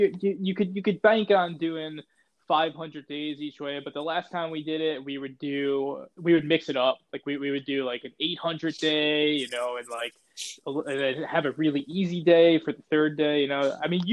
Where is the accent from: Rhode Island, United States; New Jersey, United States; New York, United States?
New York, United States; Long Island; also born or lived in Brooklyn; I grew up in Long Island